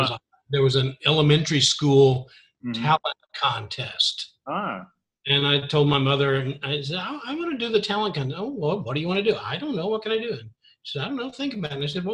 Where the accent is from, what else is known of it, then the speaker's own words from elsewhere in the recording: Memphis, Tennessee, United States; also born or lived in Texas / Japan / Hawaii; I grew up in Memphis, Tennessee, primarily